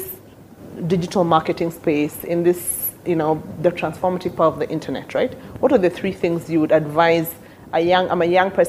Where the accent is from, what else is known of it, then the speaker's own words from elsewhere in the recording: Meru, Meru County, Kenya; in a rural village in Meru, I'm from Meru